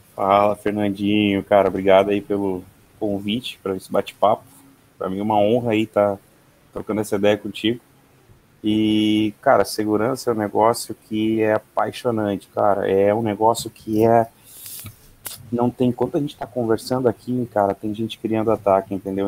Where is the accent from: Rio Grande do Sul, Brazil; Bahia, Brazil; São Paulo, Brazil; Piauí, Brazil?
Rio Grande do Sul, Brazil; Santa Maria; now in Porto Alegre, Brazil; Nasci em Santa Maria, Rio Grande do Sul.